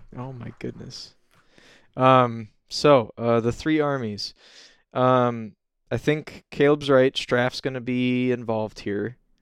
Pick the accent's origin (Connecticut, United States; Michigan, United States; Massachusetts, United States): Michigan, United States; I'm from Michigan and I love Michigan